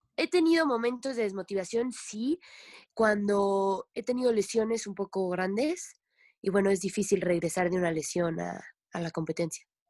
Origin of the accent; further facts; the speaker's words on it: Tlapacoyan, Veracruz, Mexico; also born or lived in Puebla; crecí y viví en Tlapacoya, en Veracruz